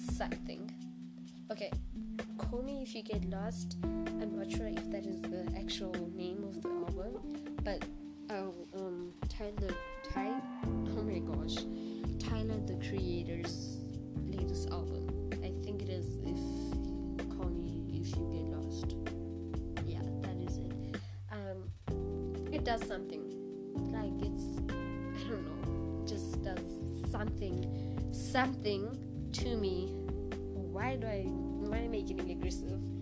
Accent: South Africa; I was born in South Africa

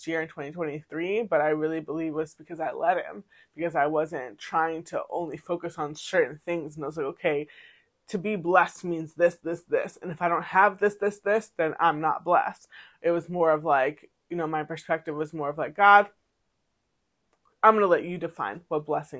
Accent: Massachusetts, United States; now in Maryland, United States; when I grew up in Massachusetts, there was like, I probably saw like one or two townhouse communities

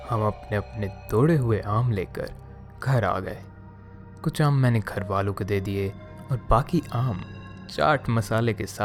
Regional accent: Prayagraj, Uttar Pradesh, India; now in Delhi, India; मैं आजकल दिल्ली में रह रहा हूँ पर मेरा गांव प्रयागराज उत्तर प्रदेश में है

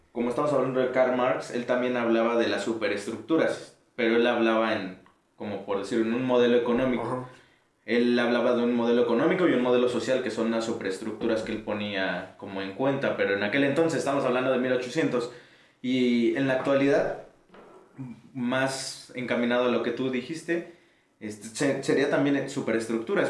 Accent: Mexico; also born or lived in Pantitlán, Mexico City / Ecatepec, State of Mexico; yo crecí en Pantitlán y en Ecatepec a la vez

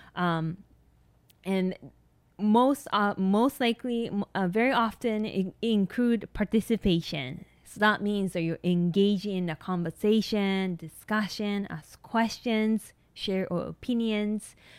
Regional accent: Japan; English is a second language; moved away as an adult; now in United States; I was born and raised in Japan

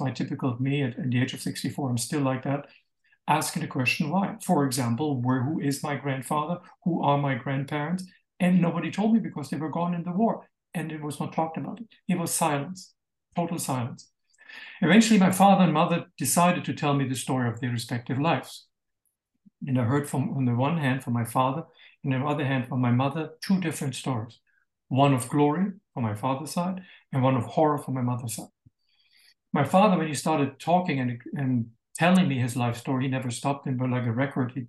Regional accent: Bamberg, Bavaria, Germany; moved away; also born or lived in Israel; I was born in Bamberg in 9th of May, 1958, 13 years and one day after the capitulation of Germany, and grew up in a beautiful town that is kind of fairy tale

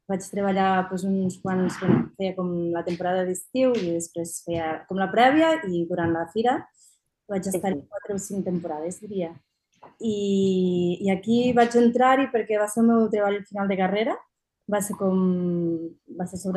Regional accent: Anglesola, Catalonia, Spain; Jo soc d'Anglesola, que és al costat, i sempre hi havia anat

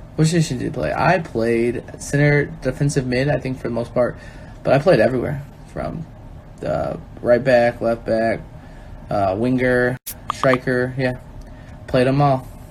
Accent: Chicago, Illinois, United States; because we're Chicagoans and Illinoisans. I think I'm always Chicagoan

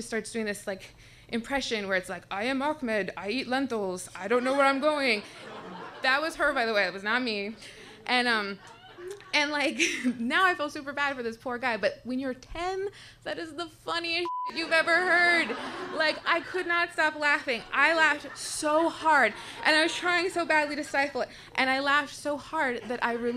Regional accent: Tucson, Arizona, United States; I was born and raised in Tucson, Arizona

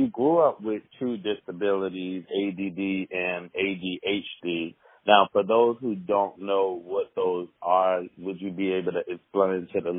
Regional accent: New Jersey, United States; My hometown.

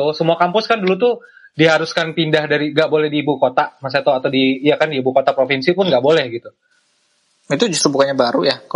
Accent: Bekasi, West Java, Indonesia; dan gue dulu impian sebagai anak Bekasi kayaknya gue harus kuliah merantau Jogja tuh udah udah dreamnya Bekasi banget ya.

